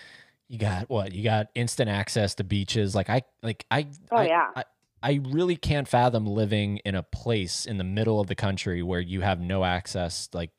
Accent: Florida, United States; I'm from Florida.

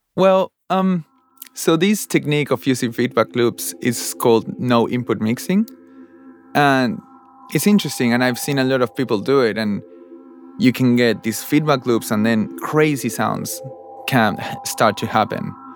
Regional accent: Buenos Aires, Argentina; moved away as an adult; now in Australia; I'm from Argentina, Buenos Aires, Argentina, and I came to Australia four years ago

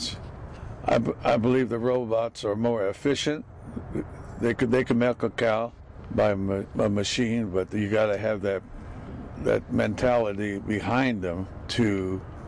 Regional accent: Tulare County, California, United States; I'm from Tulare County. I'm a farmer from Tulare County down south

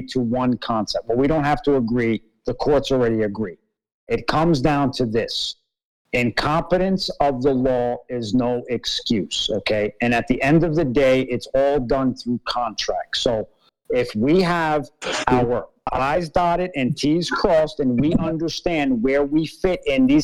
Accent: New York, United States; I was born in New York, so my nationality

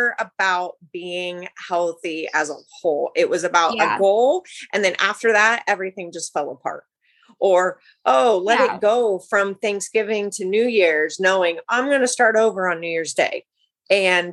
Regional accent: Ohio, United States; now in Northern California, United States; I'm actually from Ohio. So I'm a Midwest girl

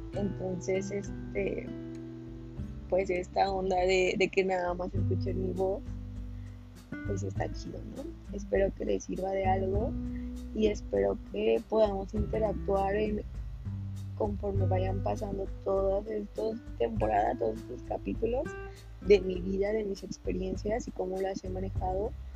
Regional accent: Morelos, Mexico; yo soy de Morelos, de un municipio que se llama Jotlán

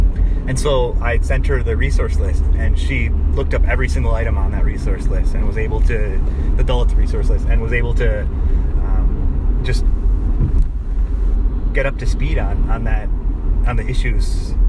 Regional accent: Lansing, Michigan, United States

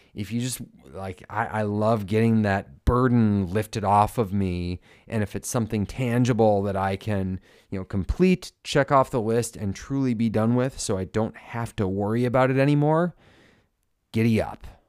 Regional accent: Minnesota, United States; As a Minnesotan

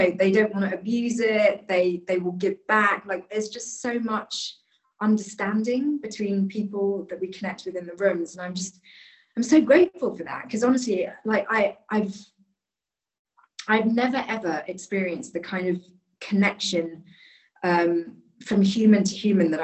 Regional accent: London, United Kingdom; I was born in London, raised in London.

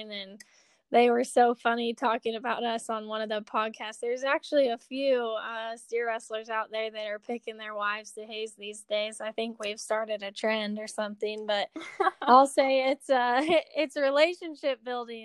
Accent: Kansas City, Kansas, United States; also born or lived in Oklahoma / Texas; now in Peculiar, United States; I grew up in the Kansas City area on the Kansas side

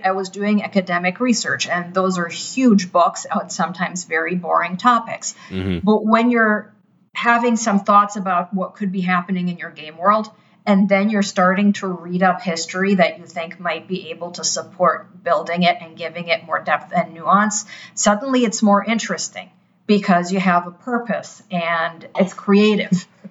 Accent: Germany; moved away; my hometown in Germany.

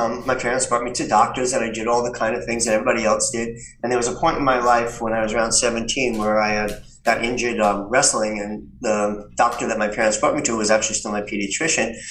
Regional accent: New York City, New York, United States; I grew up in New York City.

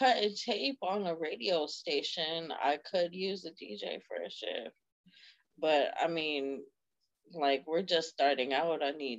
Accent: East Coast, United States; I'm from the East Coast.

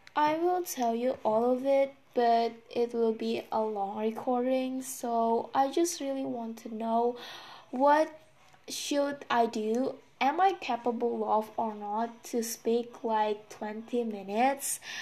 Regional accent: Indonesia; English is a second language; I'm from Indonesian and I'm so sorry about my accent or pronunciation after all, since English is not my mother language.

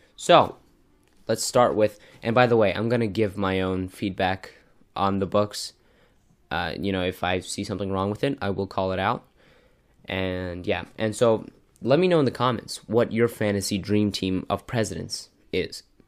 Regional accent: United States

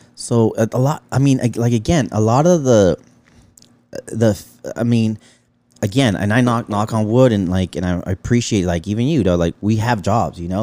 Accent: Los Angeles, California, United States; I grew up in Pacoima

